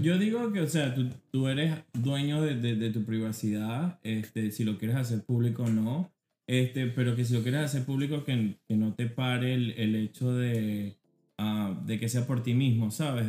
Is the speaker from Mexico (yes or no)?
no; Venezuela; moved away; a las Mercedes, ahí me, crié